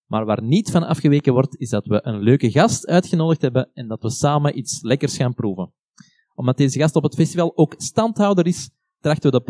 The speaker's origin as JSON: {"language": "Dutch", "country": "Netherlands", "said": "Ja, wie ben ik? Ik ben een Nederlander."}